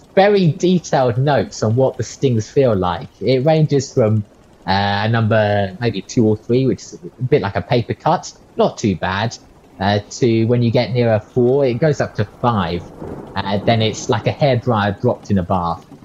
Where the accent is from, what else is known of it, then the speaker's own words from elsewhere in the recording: Australia; I come from Australia